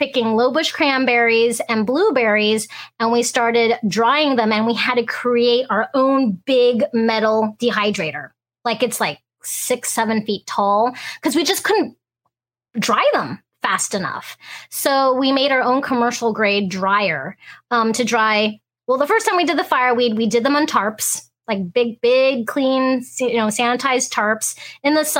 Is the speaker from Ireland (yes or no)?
no; Hong Kong; also born or lived in United States; now in Alaska, United States; we're a family of first generation Americans, so I'm first generation. I was born in Hong Kong